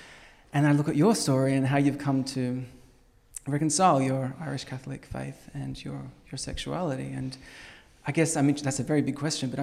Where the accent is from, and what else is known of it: Australia